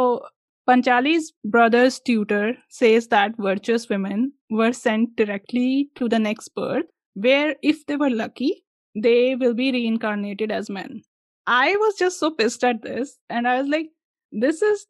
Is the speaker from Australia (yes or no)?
no; India